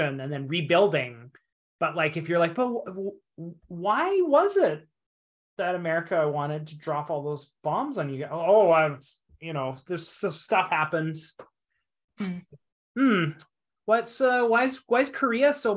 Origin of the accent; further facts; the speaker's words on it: Canada; now in Japan; as a Canadian in Japan